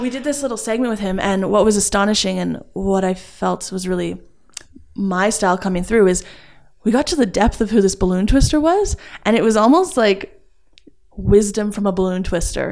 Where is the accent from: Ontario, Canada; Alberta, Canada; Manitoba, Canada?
Alberta, Canada; Edmonton; also born or lived in Calgary; I am from Edmonton, Alberta